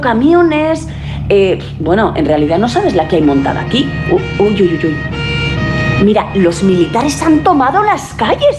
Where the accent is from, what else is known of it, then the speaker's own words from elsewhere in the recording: Aragon, Spain; also born or lived in Madrid; yo soy aragonesa, pero muy madrileña también